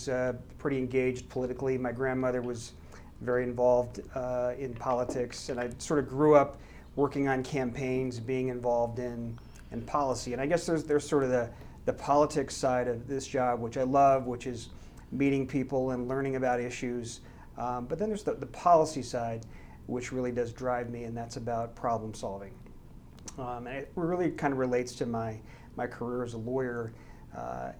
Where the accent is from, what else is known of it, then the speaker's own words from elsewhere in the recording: Paonia, Colorado, United States; I'm a small town boy from western Colorado. I grew up in a very small town called Paonia